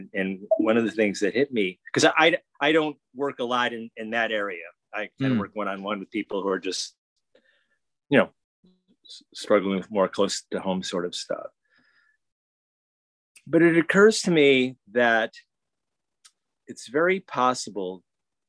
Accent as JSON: {"language": "English", "country": "United States", "said": "I'm an American"}